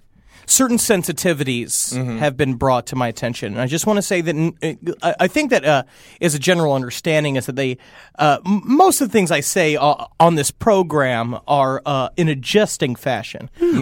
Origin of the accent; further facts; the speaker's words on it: Ireland; I'm quite Irish.